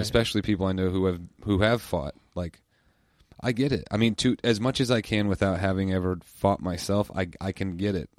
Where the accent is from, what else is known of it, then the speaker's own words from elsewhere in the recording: United States; I love living in the United States. I love being American